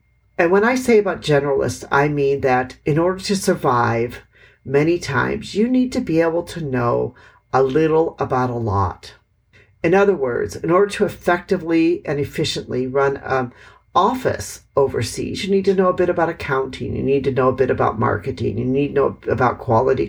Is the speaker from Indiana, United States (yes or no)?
no; Milwaukee, Wisconsin, United States; moved away as an adult; also born or lived in Hanoi, Vietnam; now in Vietnam; I am from Milwaukee, Wisconsin